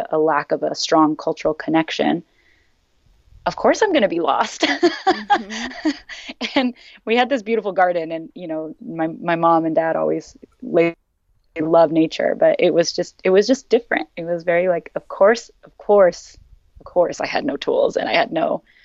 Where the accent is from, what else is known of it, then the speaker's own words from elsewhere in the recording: San Diego, California, United States; moved away; also born or lived in San Francisco; And I was raised in San Diego, in North County, San Diego